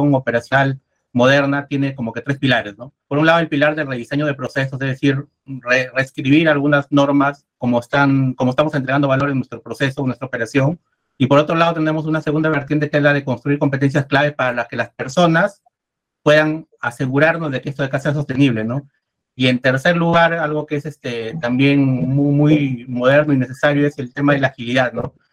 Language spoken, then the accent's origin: Spanish; Peru; yo soy, soy de Perú